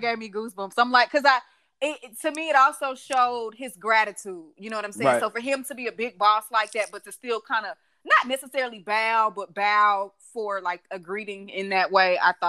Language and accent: English; Texas, United States; I'm from Texas